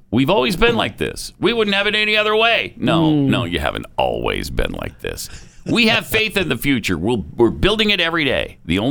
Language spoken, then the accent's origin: English; Texas, United States; as a Texan